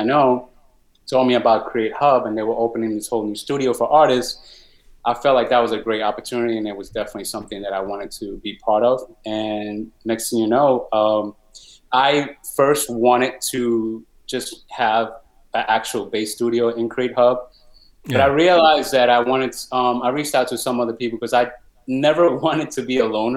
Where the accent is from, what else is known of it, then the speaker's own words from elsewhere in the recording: New York City, New York, United States; I'm a New Yorker at heart for sure. I live in the Bronx